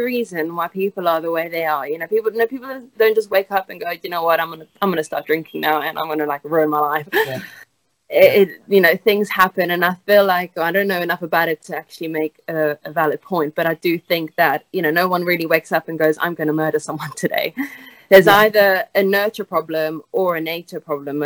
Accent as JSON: {"language": "English", "country": "South Africa", "tie": "born or raised there", "also_born_or_lived": "Italy", "moved": "as an adult", "lives_now": "England, United Kingdom", "said": "I went to school in South Africa. I was born in Italy, moved to South Africa, and then I finished high school there"}